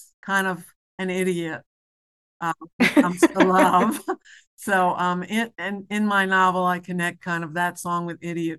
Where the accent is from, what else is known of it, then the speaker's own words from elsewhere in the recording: New York City, New York, United States; I'm from New York City, and they're from Hoboken.